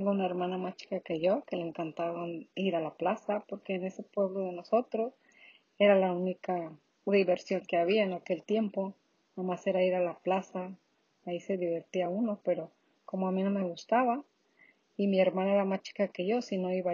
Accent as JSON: {"language": "Spanish", "town": "Tototlán", "region": "Jalisco", "country": "Mexico", "tie": "born or raised there", "moved": "as an adult", "said": "En Tototlán, Jalisco, México."}